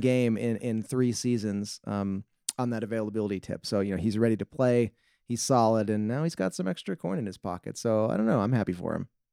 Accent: Wisconsin, United States; I'm from Wisconsin

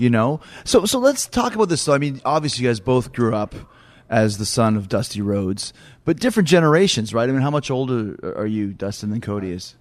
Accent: Canada; I grew up in Canada where there wasn't a lot of, of, of WCW

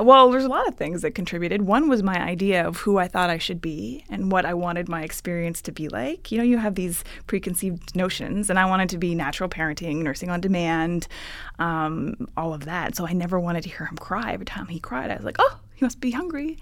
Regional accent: Ottawa, Ontario, Canada; moved away as an adult; now in California, United States; I'm originally from Ottawa, Ontario, Canada.

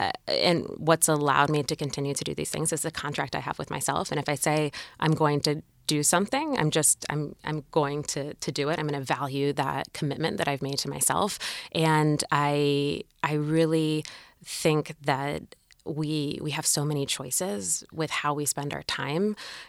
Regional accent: Maryland, United States; I grew up in Maryland in kind of a suburban or rural area.

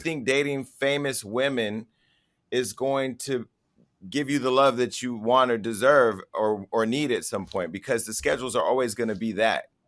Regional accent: Stockton, California, United States; my hometown of Stockton, uh, California

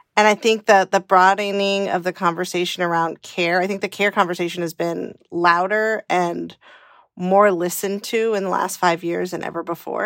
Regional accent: California, United States; moved away as an adult; also born or lived in Washington, D.C.; I grew up in California in the eighties

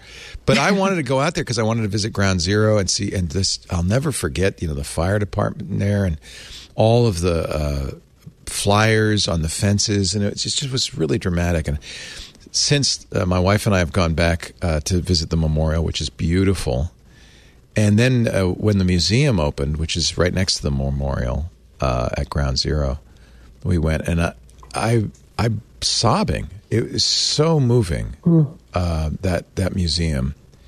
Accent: New York City, New York, United States; born there; I was born in New York City, so I don't know why, but I feel like that's home in many ways, even though I didn't live there very long.

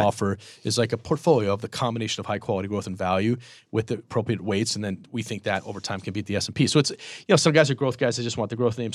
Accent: Boston, Massachusetts, United States; moved away; also born or lived in Michigan; I'm from Boston, but I went to Michigan

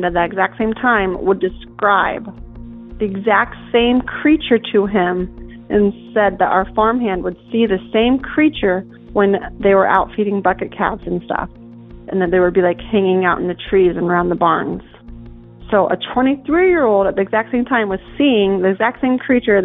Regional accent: Hope, Kansas, United States; I am from Kansas. I grew up in Hope, Kansas, on a dairy farm out in the middle of nowhere

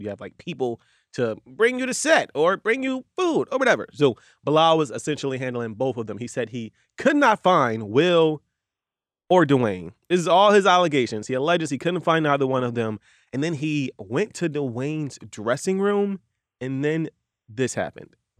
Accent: Philadelphia, Pennsylvania, United States; I am from Philly

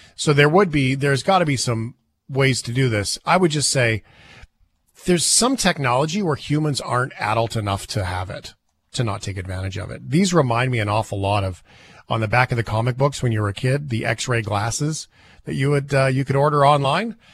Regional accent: Port Alberni, British Columbia, Canada; Mister Wade in grade five in Port Albernia, McQuinna

